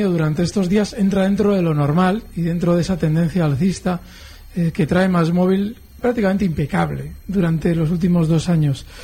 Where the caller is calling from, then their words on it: Madrid, Community of Madrid, Spain; de Madrid.